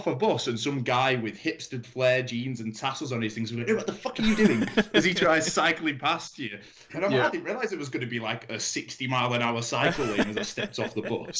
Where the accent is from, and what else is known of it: England, United Kingdom; now in Germany